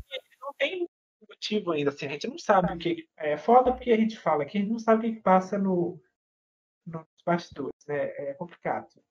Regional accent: Belo Horizonte, Minas Gerais, Brazil; nós que somos de Minas, né? De BH especificamente

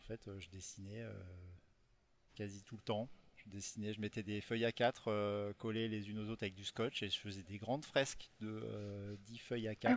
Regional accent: Rochefort, Nouvelle-Aquitaine, France; je viens de, de Rochefort-sur-Mer, de La Rochelle

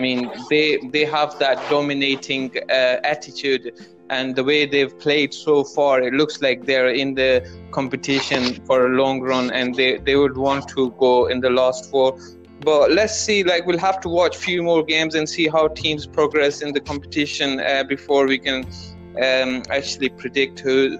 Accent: Pakistan; but being a Pakistani fan and trusting in our team and our previous results

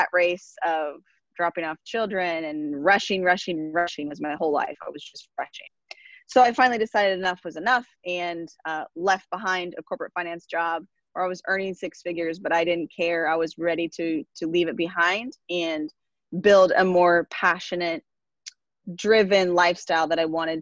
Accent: Nebraska, United States; moved away as an adult; also born or lived in San Diego, California / Brazil; now in Tampa, United States; I was born and raised in Nebraska

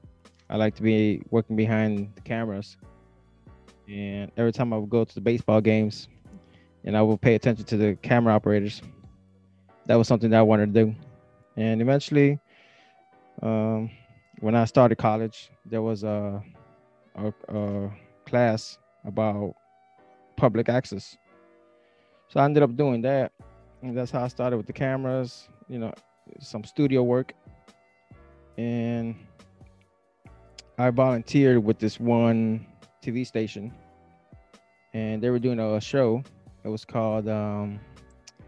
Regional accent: Chicago, Illinois, United States; now in California, United States; This is where I'm from. I was born in Chicago.

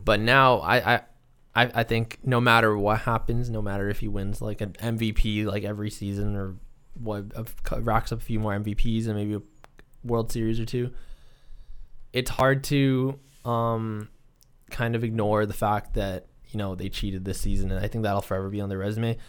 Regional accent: Canada; we're Canadian

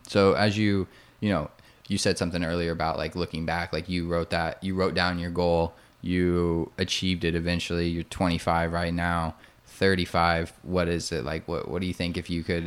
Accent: Indiana, United States; now in Austin, United States; I'm from Indiana

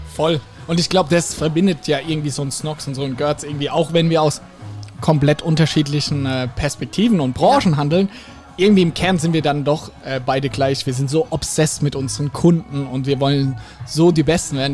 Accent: Ladenburg, Baden-Württemberg, Germany; ich komme aus Ladenburg

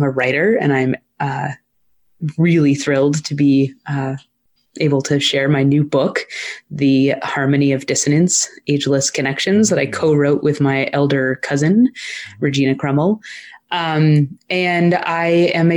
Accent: Maine, United States; I grew up in Maine

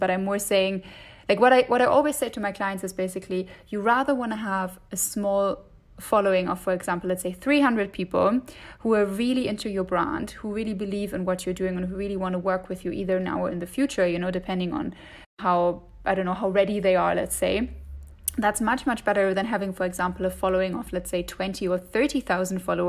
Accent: Germany; accent: German; English is a second language; moved away as an adult; also born or lived in Dublin, Ireland; I'm originally from Germany, as you can probably hear from my accent

